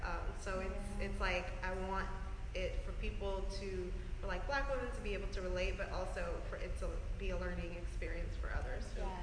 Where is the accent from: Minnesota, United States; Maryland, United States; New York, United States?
New York, United States; Bronx; they didn't imagine that they would be able to see the world just growing up in the Bronx every day.